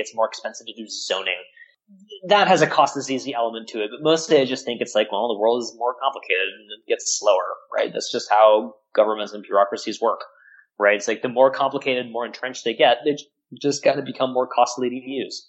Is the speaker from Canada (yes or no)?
yes; Canada; I mean, I'm Canadian, so we have single-payer healthcare that works, so blame me.